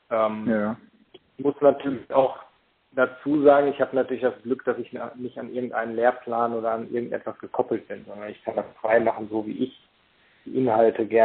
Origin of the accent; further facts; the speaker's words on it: Paderborn, North Rhine-Westphalia, Germany; ich komme aus Paderborn.